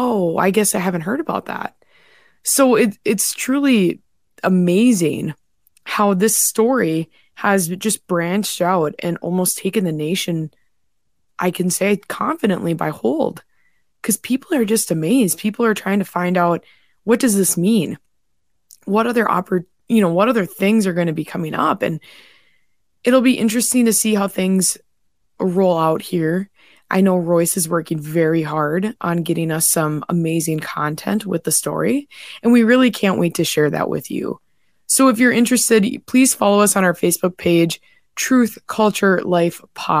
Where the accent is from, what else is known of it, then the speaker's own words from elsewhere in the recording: North Dakota, United States; my home state in North Dakota